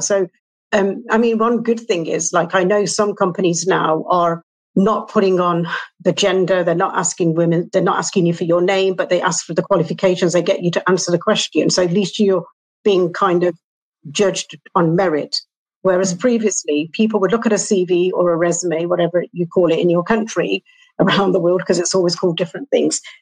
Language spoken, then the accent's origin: English; England, United Kingdom; I'm from England.